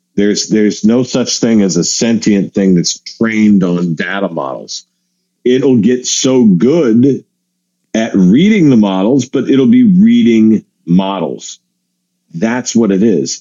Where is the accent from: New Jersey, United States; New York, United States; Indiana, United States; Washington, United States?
Washington, United States; Seattle; I grew up in Seattle